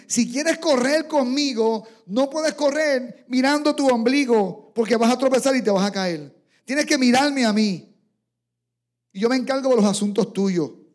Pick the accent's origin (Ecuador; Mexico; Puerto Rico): Puerto Rico; San Germán; en mi pueblo natal, allí en San Germán